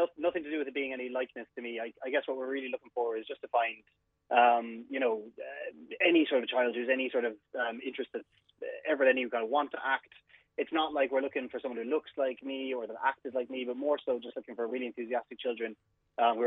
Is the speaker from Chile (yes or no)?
no; Cork, Munster, Ireland; I'm from Cork